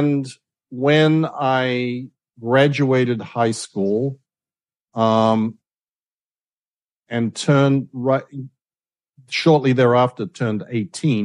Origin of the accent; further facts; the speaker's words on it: Adelaide, South Australia, Australia; moved away; we grew up in Adelaide